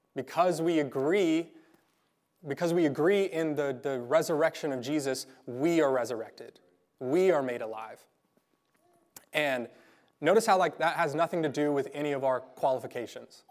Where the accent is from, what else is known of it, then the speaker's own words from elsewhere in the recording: Garden City, Kansas, United States; I grew up in Garden City